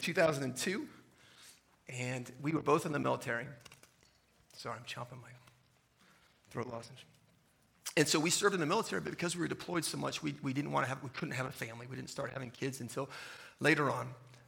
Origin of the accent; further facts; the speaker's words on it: San Diego, California, United States; moved away as an adult; also born or lived in Virginia / Little Rock, Arkansas; I was a high school teacher and a wrestling coach in my hometown in San Diego